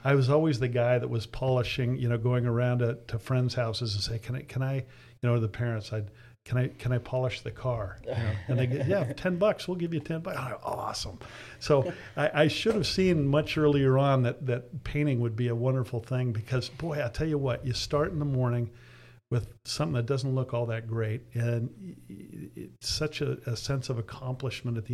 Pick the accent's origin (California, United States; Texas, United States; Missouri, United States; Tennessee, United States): California, United States; San Diego; I grew up here in San Diego. We moved here when I was 10, back when it was fairly country